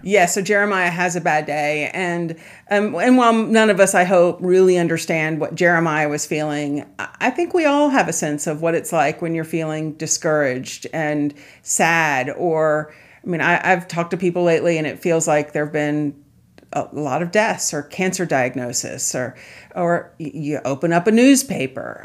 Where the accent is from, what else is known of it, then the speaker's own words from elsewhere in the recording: Charleston, South Carolina, United States; I grew up in Charleston, South Carolina